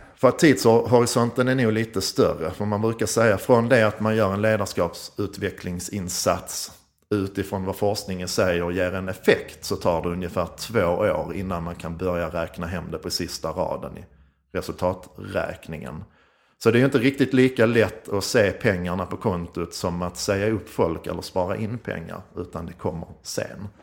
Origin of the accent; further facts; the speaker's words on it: Skåne, Sweden; accent: Scanian (skånska); Jag är skånsk som ni hör